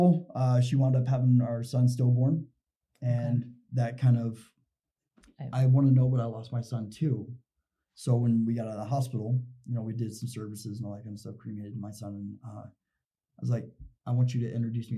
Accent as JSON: {"language": "English", "region": "Indiana", "country": "United States", "moved": "as an adult", "lives_now": "Utah, United States", "said": "I come from Indiana. I had two kids in Indiana"}